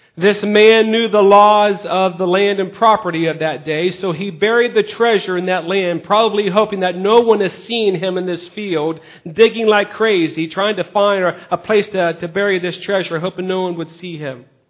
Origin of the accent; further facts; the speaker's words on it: United States; We as American citizens